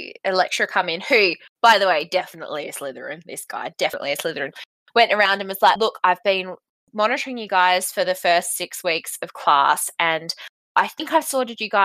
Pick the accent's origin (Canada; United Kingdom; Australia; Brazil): Australia; Bunbury, Western Australia; I'm from Bunbury in Western Australia.